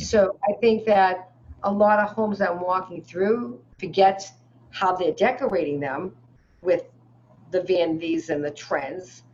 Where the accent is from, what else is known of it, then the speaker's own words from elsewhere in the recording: Peabody, Massachusetts, United States; also born or lived in Newton, Massachusetts; I came from the North Shore of Boston till I was 13. Mm. And I moved hmm. to Newton